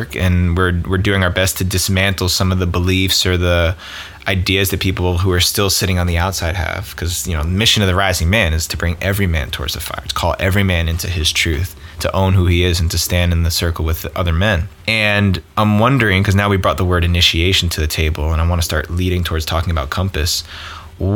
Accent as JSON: {"language": "English", "region": "East Coast", "country": "United States", "tie": "born or raised there", "moved": "yes", "lives_now": "California, United States", "said": "growing up on the East, we're both East Coasters"}